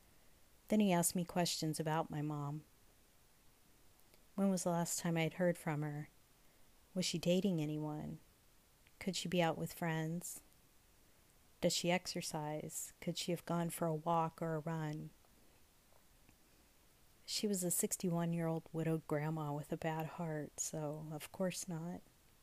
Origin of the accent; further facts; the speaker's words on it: Dallas, Texas, United States; now in California, United States; Stranded alone in my hometown airport